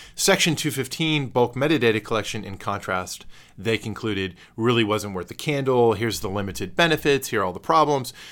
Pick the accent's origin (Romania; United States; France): United States; Texas; I am a native Texan